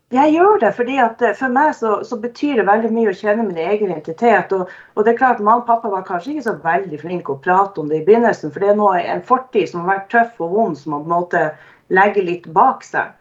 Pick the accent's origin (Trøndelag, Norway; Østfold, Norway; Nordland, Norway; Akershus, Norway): Nordland, Norway; Narvik; moved away as an adult; also born or lived in Porsgrunn / Skien; jeg har vokst opp i Narvik, eh, i, bodd der i 23 år